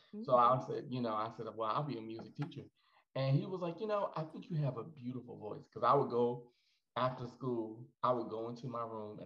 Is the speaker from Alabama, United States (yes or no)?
yes; Alabama, United States; accent: Midwestern; now in Houston, United States; I'm originally from Alabama